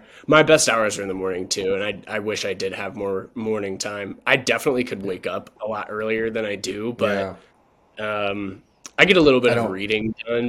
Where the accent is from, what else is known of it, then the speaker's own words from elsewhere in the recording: Chapel Hill, North Carolina, United States; moved away as an adult; also born or lived in Charlottesville, Virginia; the house that I grew up in there in Chapel Hill.